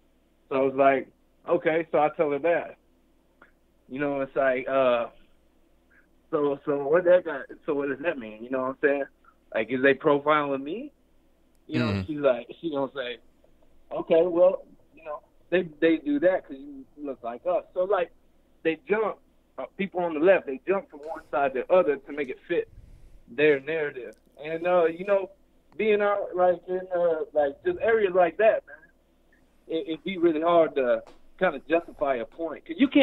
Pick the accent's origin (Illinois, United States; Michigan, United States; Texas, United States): Illinois, United States; now in Denver, United States; I'm from Illinois, right? And I'm out here in Denver on the east side.